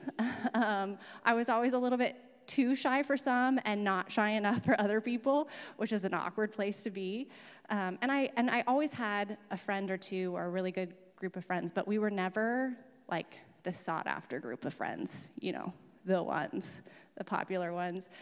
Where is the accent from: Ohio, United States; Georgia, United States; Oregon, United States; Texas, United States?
Oregon, United States; Camp Tadmor; also born or lived in Salem; we moved, um, to Camp Tadmor, which is about an hour south, when I was eight, and I grew up in that environment